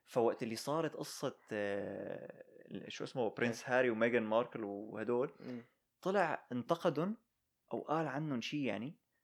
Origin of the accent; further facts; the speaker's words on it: Syria; now in United States; نحن كسوريين